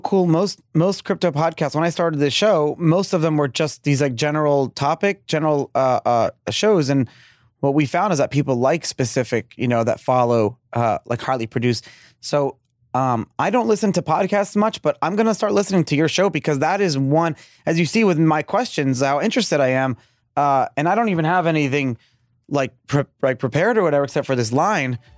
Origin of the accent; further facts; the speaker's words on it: New York City, New York, United States; moved away; I grew up in Brooklyn, um, before I moved down here